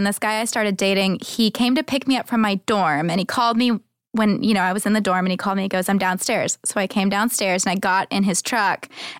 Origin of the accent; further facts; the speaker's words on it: Texas, United States; I'm from Texas.